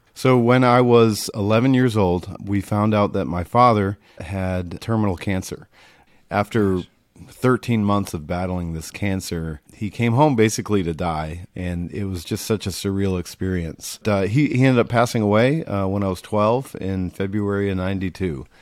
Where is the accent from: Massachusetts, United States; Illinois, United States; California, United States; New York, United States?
Massachusetts, United States; Rutland; I grew up in, uh, small town Massachusetts, a small town called, uh, Rutland, New England